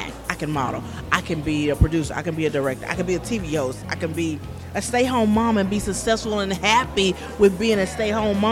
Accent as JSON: {"language": "English", "town": "Century", "region": "Florida", "country": "United States", "tie": "born or raised there", "also_born_or_lived": "Alabama", "moved": "as an adult", "lives_now": "California, United States", "said": "I'm from Central Florida, a very, very small town."}